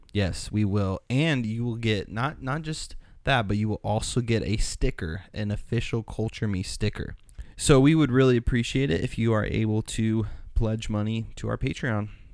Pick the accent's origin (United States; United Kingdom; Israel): United States; I'm from, if you can't tell in my accent, I'm from the U S